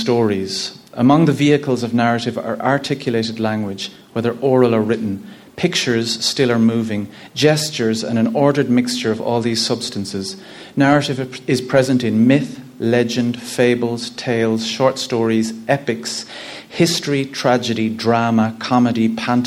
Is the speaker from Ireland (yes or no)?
yes; Ennis, Munster, Ireland; I'm from Ennis, County Clare. I'm the 8th of 10 children.